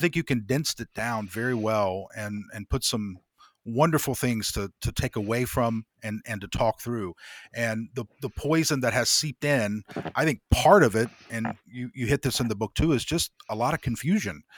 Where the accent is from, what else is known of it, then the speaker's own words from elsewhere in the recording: Greenfield, Indiana, United States; moved away; I grew up, uh, my middle school and high school years were in Indiana